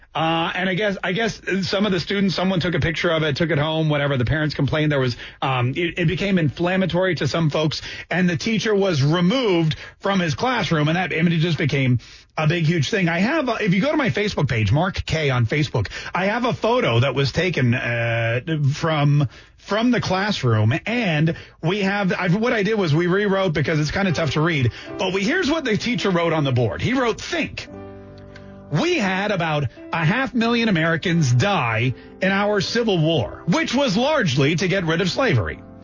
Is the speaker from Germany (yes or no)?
no; Canada; now in Jacksonville, United States; I grew up in Canada